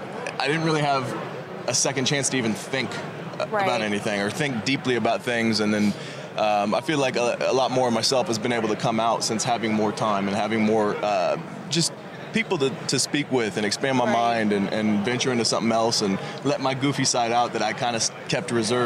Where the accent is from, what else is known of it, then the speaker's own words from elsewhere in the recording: Sacramento, California, United States; I mean, I was from Sacramento, and the family was rocking at every game.